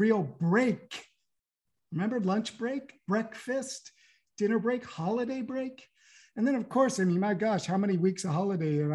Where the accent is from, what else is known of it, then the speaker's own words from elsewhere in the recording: California, United States; moved away as an adult; now in Paris, France; I have a French passport, but I grew up in California